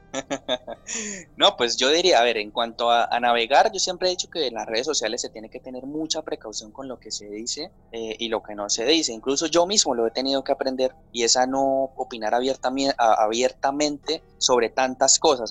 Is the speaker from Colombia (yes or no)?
yes; San Vicente de Chucurí, Santander, Colombia; yo soy de, de un municipio que se llama San Vicente de Chucurí, esto es en el departamento de Santander. Yo nací en San Vicente de Chucurí